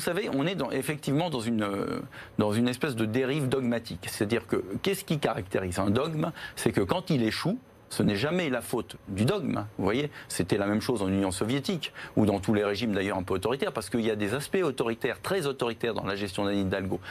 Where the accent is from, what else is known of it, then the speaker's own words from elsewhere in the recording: Paris, Île-de-France, France; Je suis un citoyen parisien, je suis né à Paris